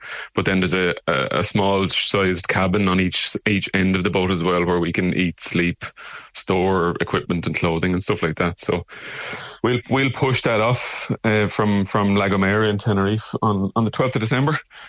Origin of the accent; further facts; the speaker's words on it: Arklow, Leinster, Ireland; we're from Arklow and County Wicklow, where we're from hometown originally.